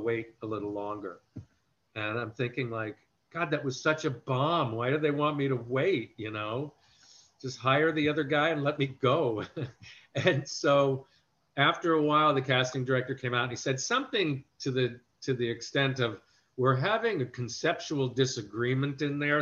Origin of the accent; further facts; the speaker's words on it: New York City, New York, United States; also born or lived in Westbury, Long Island; we moved from Brooklyn probably around the time I was like four or five. So I don't remember too much of growing up there